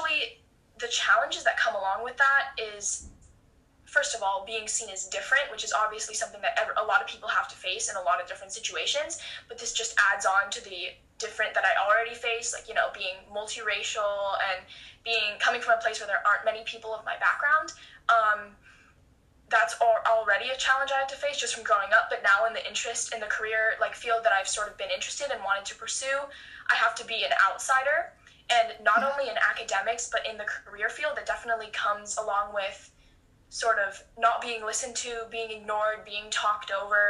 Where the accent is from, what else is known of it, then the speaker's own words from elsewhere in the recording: Los Angeles, California, United States; I'm from Los Angeles, California